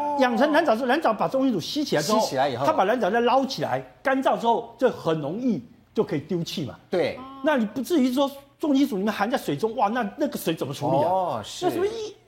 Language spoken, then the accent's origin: Chinese; Taiwan; 我们台湾人会觉得这个很香啊